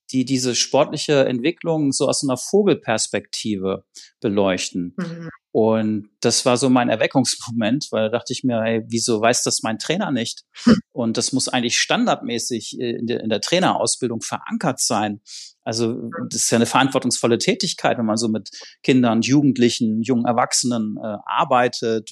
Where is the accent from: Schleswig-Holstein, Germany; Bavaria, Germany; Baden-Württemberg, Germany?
Schleswig-Holstein, Germany; ich komme aus Schleswig-Holstein, ne, da gab es sonst nicht so viel da oben